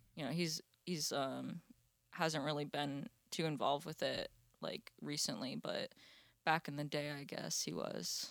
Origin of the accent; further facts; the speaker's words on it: Florida, United States; I grew up in Florida